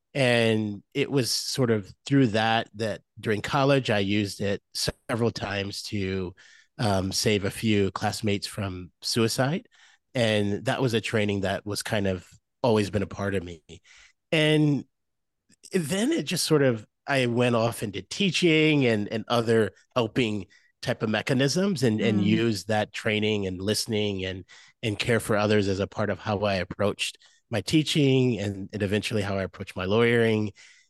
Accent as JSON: {"language": "English", "town": "Moline", "region": "Illinois", "country": "United States", "tie": "born or raised there", "said": "I grew up in Illinois, about 2 hours from Chicago, a place called Moline, Illinois, if anyone of your listeners is familiar with that area, Go Quad Cities."}